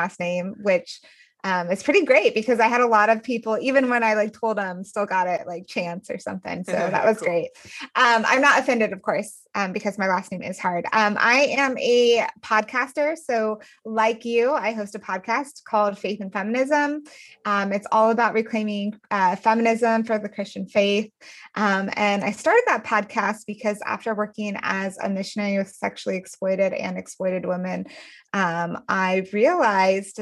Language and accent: English; Denver, Colorado, United States; I am from Denver